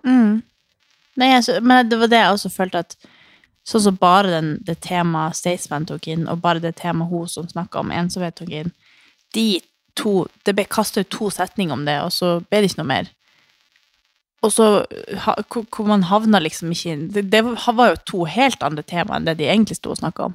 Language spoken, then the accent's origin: Norwegian; Harstad, Troms, Norway; hjemme i Harstad